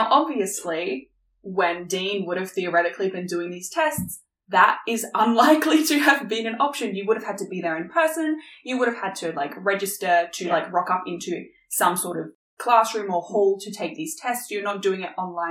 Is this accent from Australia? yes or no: yes; Australia; We are Australian